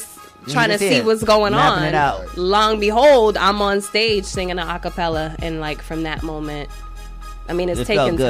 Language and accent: English; Boston, Massachusetts, United States; moved away as an adult; now in Springfield, United States; I'm from Boston, Mass. Born and raised. Boston, Mass. About 11 years ago, I moved to Springfield, Massachusetts. That's west. Okay. Of Boston